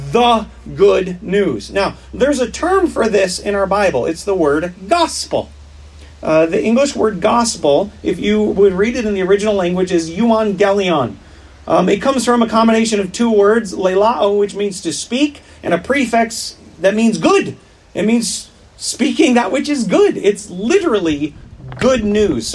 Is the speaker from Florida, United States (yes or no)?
no; Wisconsin, United States; I grew up in Wisconsin